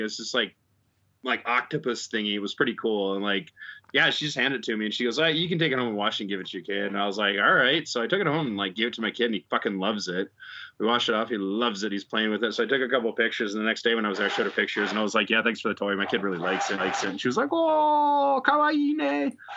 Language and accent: English; Chicago, Illinois, United States; now in Japan; I'm Chicago.